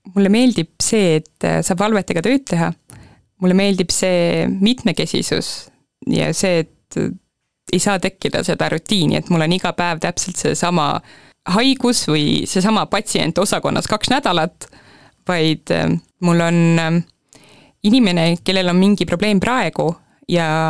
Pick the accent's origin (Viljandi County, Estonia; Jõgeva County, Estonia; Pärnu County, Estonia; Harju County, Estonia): Jõgeva County, Estonia; Põltsamaa; moved away as an adult; also born or lived in Tartu; mina olen Põltsamaal sündinud ja kasvanud, koolis käinud